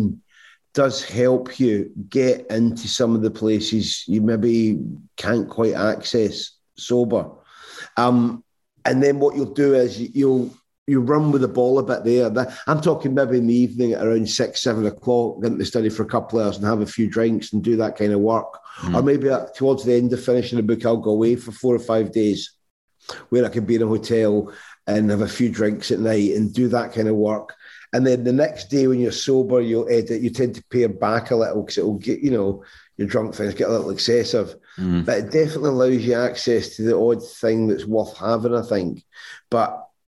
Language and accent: English; Irvine, Scotland, United Kingdom; moved away; I grew up in Irvine